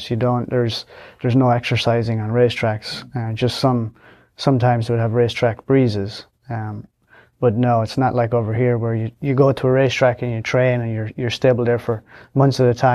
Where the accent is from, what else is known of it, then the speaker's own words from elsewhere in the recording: Leinster, Ireland; County Longford in Ireland.